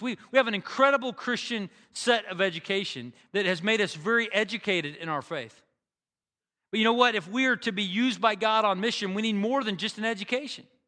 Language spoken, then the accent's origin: English; Bartlesville, Oklahoma, United States; Bartlesville, which is my hometown